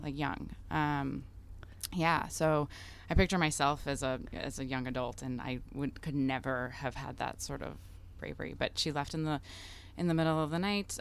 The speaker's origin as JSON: {"language": "English", "country": "United States", "tie": "born or raised there", "first_language": "Russian", "second_language": "English", "said": "the child of immigrants in the United States"}